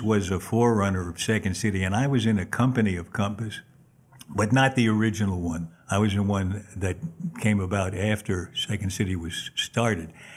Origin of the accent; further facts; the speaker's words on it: New York City, New York, United States; I was born in Manhattan on thirty-third Street and thir, actually thirty-second and Third Avenue.